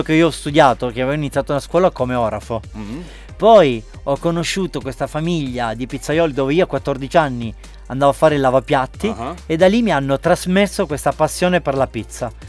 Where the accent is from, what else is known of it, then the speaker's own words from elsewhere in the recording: Sicily, Italy; moved away as an adult; now in Gran Canaria, Spain; da italiano e da siciliano orgoglioso